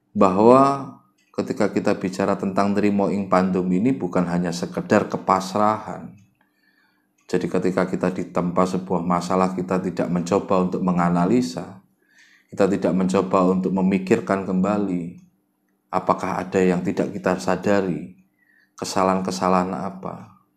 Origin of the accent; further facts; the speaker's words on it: Java, Indonesia; kadang-kadang kita ini orang Jawa suka terlalu merendah